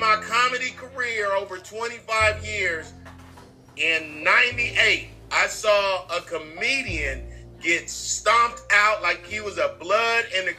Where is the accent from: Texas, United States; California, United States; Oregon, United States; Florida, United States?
California, United States; I'm from Cali.